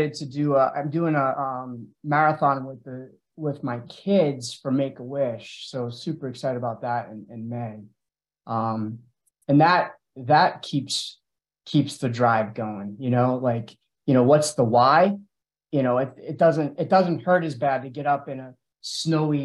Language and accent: English; Auburn, Massachusetts, United States; I'm from Auburn, Mass